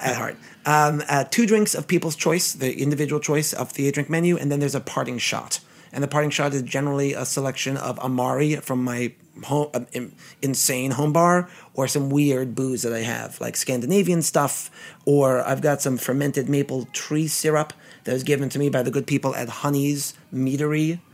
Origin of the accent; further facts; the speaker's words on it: New York City, New York, United States; I'm a native Brooklynite, born and bred in Flatbush